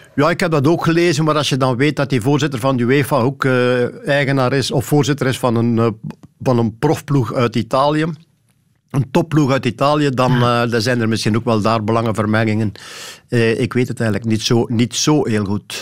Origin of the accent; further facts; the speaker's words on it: Sint-Niklaas, Flanders, Belgium; also born or lived in Temse; eigenlijk was het Temse, maar ik woon al langer in Sint-Niklaas dan ik in Temse gewoond heb. Dus laten we maar zeggen, ik woon in de straat waar ik geboren ben.